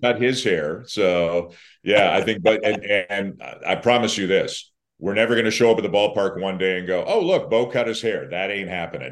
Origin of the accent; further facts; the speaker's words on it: Canada; I'm Canadian